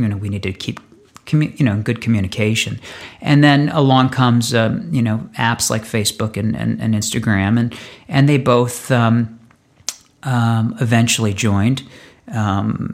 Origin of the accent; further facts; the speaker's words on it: Northeast, United States; moved away as an adult; now in Los Angeles, United States; I grew up in the Northeast and started out my life loving snow and loving skiing